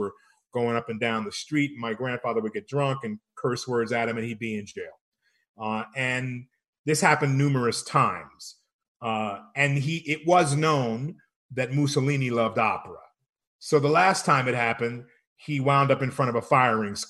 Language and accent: English; Rome, Lazio, Italy; also born or lived in Copenhagen, Denmark; now in Albuquerque, United States; I grew up in Rome. I was born in Copenhagen, Denmark.